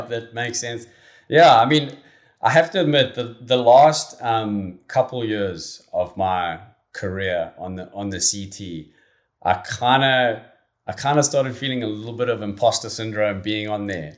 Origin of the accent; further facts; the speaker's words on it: Durban, KwaZulu-Natal, South Africa; growing up in, in and around Durban